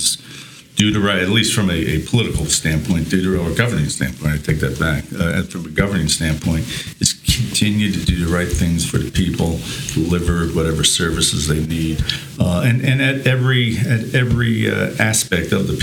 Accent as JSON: {"language": "English", "town": "Newark", "region": "New Jersey", "country": "United States", "tie": "born or raised there", "said": "I was born in Newark, New Jersey, and came from modest means with my family and my parents"}